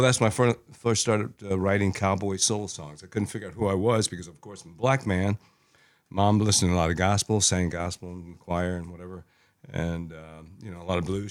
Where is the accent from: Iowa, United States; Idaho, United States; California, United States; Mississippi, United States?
Iowa, United States; moved away; also born or lived in Houston; I grew up in the Midwest, U S A, but Iowa